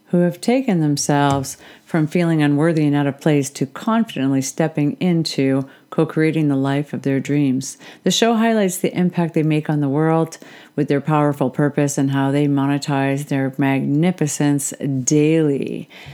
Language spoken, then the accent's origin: English; Canada; I'm a Canadian, so I definitely look into Canadian politics